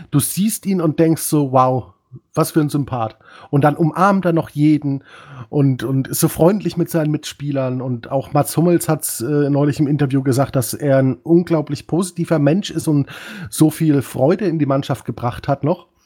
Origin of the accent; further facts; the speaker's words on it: Dortmund, North Rhine-Westphalia, Germany; Gegen Union Berlin kann ich als Dortmunder sagen, kann man auch verlieren.